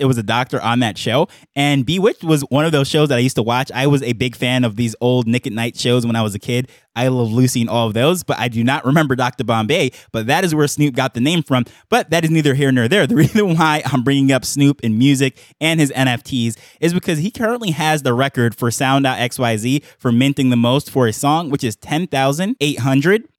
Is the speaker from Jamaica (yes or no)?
yes; Jamaica; being a Jamaican myself